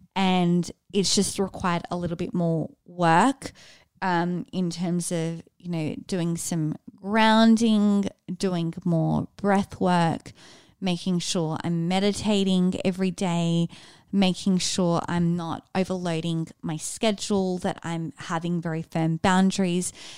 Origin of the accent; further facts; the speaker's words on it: Sydney, New South Wales, Australia; moved away as an adult; also born or lived in Austin; born and raised in Sydney